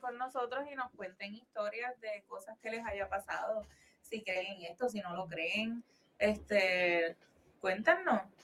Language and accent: Spanish; Carolina, Puerto Rico; nosotros somos de Carolina